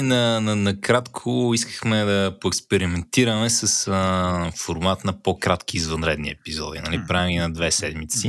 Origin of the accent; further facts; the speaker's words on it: Botevgrad, Sofia Province, Bulgaria; По принцип не съм от Бургас. В принцип съм от Ботевград